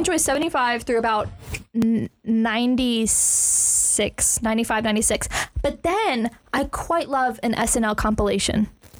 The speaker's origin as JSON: {"language": "English", "region": "the South", "country": "United States", "said": "I'm from the South."}